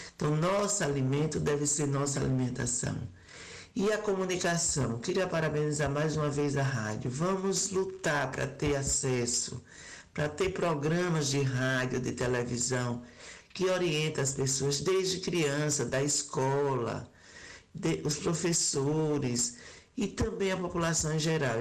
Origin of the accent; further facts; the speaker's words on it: Sergipe, Brazil; eu sou de Sergipe